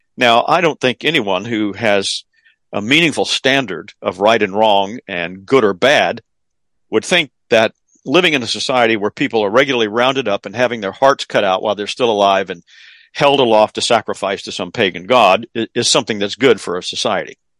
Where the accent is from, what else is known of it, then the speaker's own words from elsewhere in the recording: the South, United States; being in a Southern public school back in those days